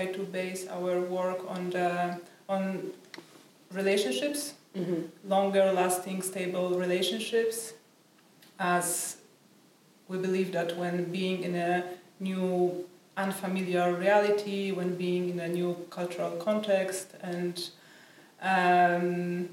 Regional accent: Poland; moved away as an adult; I'm from Poland

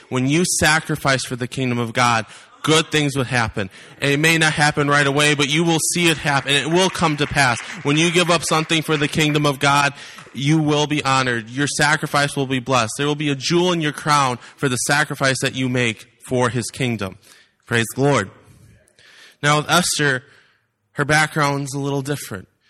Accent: Wisconsin, United States; now in Iowa, United States; I am from Iowa. I'm actually originally from the wonderful state of Wisconsin

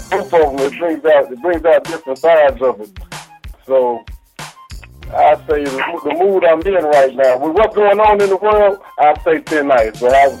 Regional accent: Midwest, United States; moved away as an adult; also born or lived in Wichita, Kansas

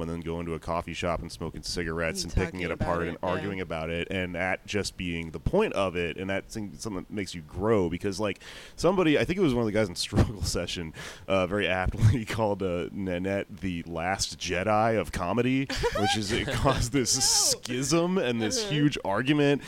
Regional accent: United States; I'm an American

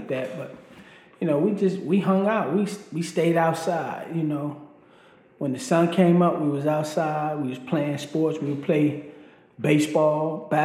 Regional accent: Baltimore, Maryland, United States; also born or lived in Rappahannock County, Virginia; I was raised in Baltimore, Maryland.

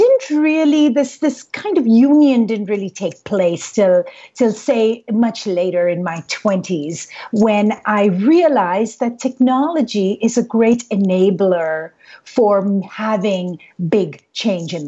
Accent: India; moved away as an adult; Growing up in India

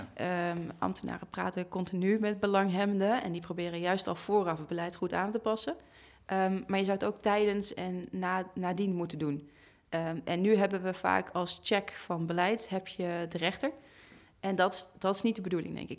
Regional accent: Amsterdam, North Holland, Netherlands; in de buurt waar ik ben opgegroeid, over de Bijlmer.

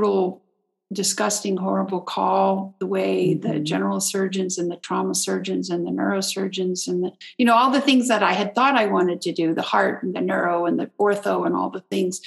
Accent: Texas, United States; I'm in the same hometown. I'm back in my hometown

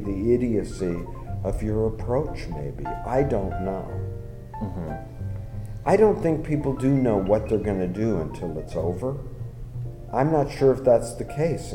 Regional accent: United States; I'm an American. You can tell from my dumbness, my accent

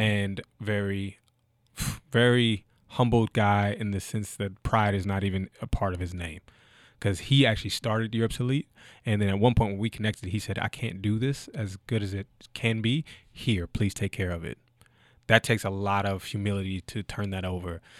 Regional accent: Frankfort, Kentucky, United States; moved away as an adult; also born or lived in Canada / Germany / Austria; I'm originally from Frankfort, Kentucky

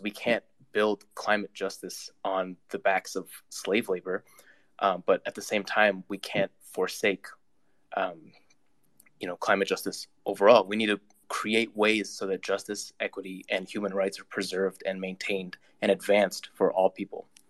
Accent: Canada; I'm a Canadian, um, but I also am Uyghur

